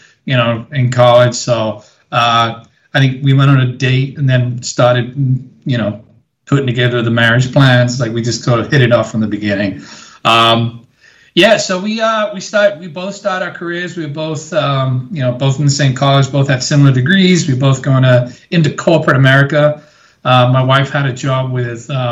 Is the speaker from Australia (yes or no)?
no; small English town outside of London, England, United Kingdom; moved away; growing up in England